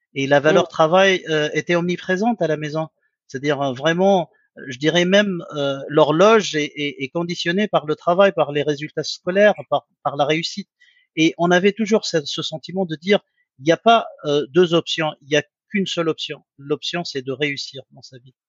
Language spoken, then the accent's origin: French; Sfax, Sfax Governorate, Tunisia; moved away as an adult; also born or lived in Teboulba / Karlsruhe, Germany / Sophia Antipolis, France; L'enfance c'était à Sfax. Euh, j'ai passé 18 ans de, ma vie, les premières 18 années, à euh, Sfax. Euh, par contre, je suis né à Teboulba